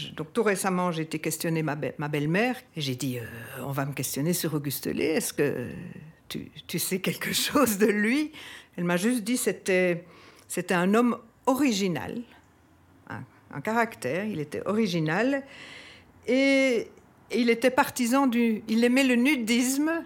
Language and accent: French; Brussels, Brussels-Capital Region, Belgium; J'ai 66 ans et j'ai toujours habité Bruxelles.